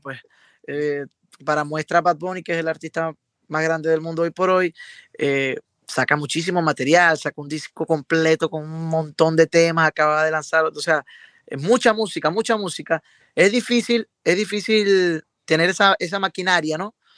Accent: Venezuela; moved away as an adult; now in Miami, United States; aquí en Venezuela

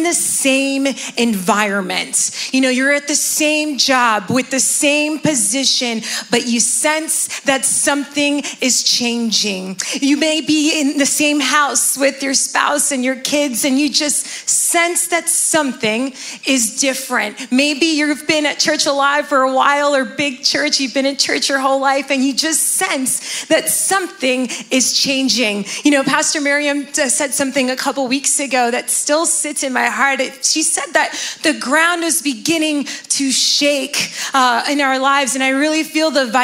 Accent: Miami, Florida, United States; now in New Jersey, United States; I'm originally from Miami, Florida, and I've been living here in New Jersey for about 10 years now

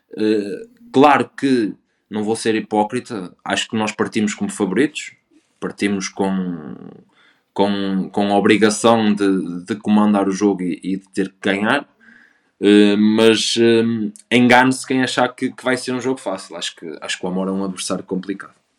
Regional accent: Vila do Conde, Porto District, Portugal; o Rio Ave me marcou muito e é o clube da minha terra

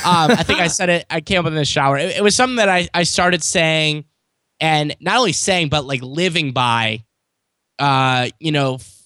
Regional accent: St. Louis, Missouri, United States; I'm from St. Louis, Missouri. I'm born and raised here.

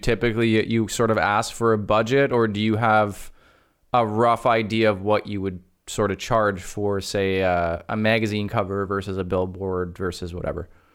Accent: Canada; I'm Canadian

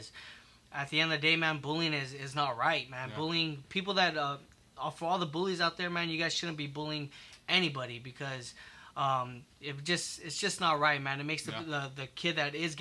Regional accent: South El Monte, California, United States; I grew up in South Amani, born and raised.

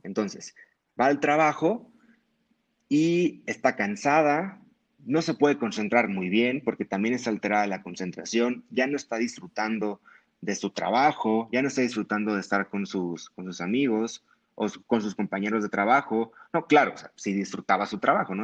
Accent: Hermosillo, Sonora, Mexico; moved away as an adult; now in Mexico City, Mexico; yo soy de Hermosillo, Sonora. Allá estudié la carrera de medicina

